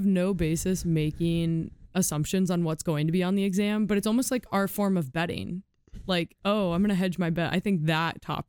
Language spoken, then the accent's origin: English; Sutherland, Iowa, United States; moved away as an adult; also born or lived in Boston, Massachusetts; I'm from Sutherland, Iowa, which I spent 6 years in Boston before this.